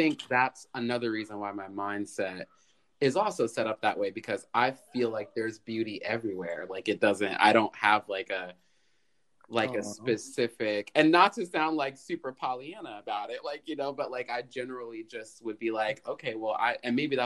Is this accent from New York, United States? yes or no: yes; New York, United States